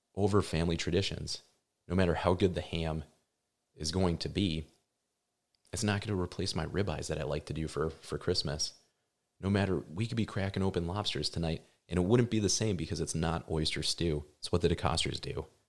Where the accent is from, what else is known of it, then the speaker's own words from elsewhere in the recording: Midwest, United States; Gary and I, we're from the Midwest